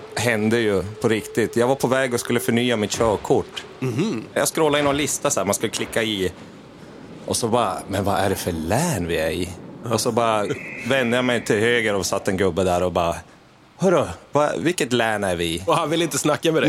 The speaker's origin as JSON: {"language": "Swedish", "town": "Gällivare", "region": "Norrbotten County", "country": "Sweden", "said": "jag trubadurade hemma i Gällivare"}